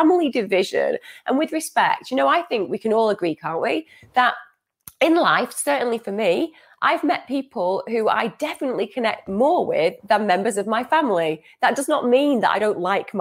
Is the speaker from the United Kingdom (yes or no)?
yes; United Kingdom; I'm a British person myself.